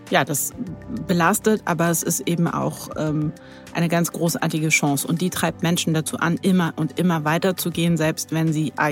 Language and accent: German; Berlin, Germany; born or raised there